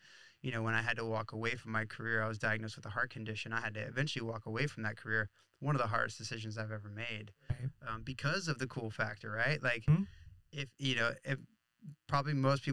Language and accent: English; Flagler Beach, Florida, United States; I grew up in Florida and started surfing in Florida in Flagler Beach